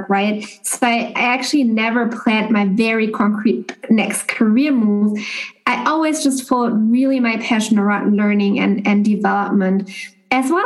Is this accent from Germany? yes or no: yes; Germany; moved away as an adult; now in Boston, United States; Originally, I'm from Germany, and I've been living, as Maria shared, in the US now for actually over 3 years